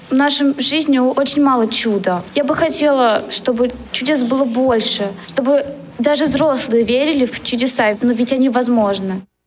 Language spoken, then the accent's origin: Russian; Nalchik, Kabardino-Balkaria, Russia; moved away as an adult; also born or lived in Kislovodsk / Bugulma, Tatarstan; now in Samara, Russia; Я родом не из Татарстана, я родом из Кабардино-Балкарии, город Нальчик